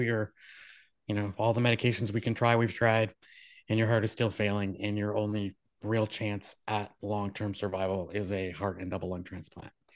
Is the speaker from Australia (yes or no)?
no; Moncton, New Brunswick, Canada; where I was born in Moncton, New Brunswick